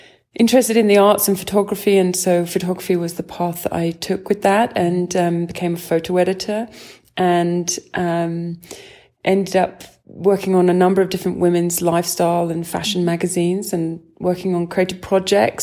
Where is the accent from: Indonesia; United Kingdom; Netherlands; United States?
United Kingdom; East Sussex, South East England; I'm from East Sussex, and, I grew up riding in the, across the South Downs